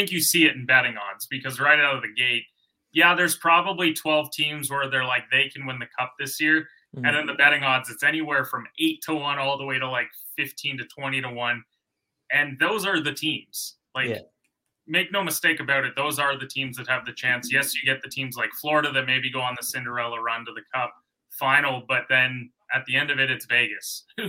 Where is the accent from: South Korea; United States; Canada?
Canada; I'm Canadian.